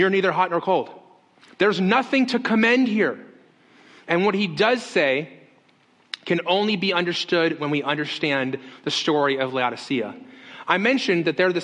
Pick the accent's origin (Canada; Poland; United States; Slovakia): United States; Las Vegas, Nevada; moved away; I grew up in Las Vegas